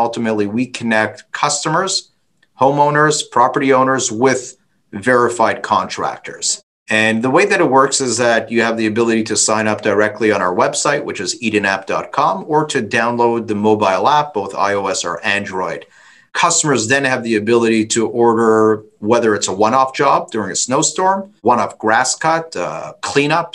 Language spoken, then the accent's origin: English; Toronto, Ontario, Canada; I'm from Toronto